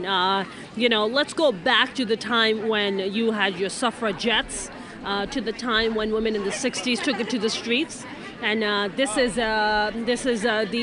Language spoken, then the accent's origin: English; Pakistan; now in United States; I grew up in Pakistan, partially, and I grew up under a dictatorship